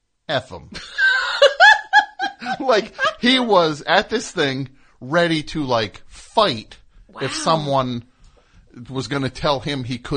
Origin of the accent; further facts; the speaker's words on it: New Jersey, United States; I'm from New Jersey.